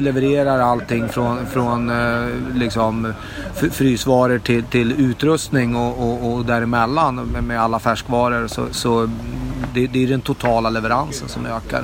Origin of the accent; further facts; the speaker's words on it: Norrland, Sweden; now in Stockholm, Sweden; som norrlänning från början men och inflyttad stockholmare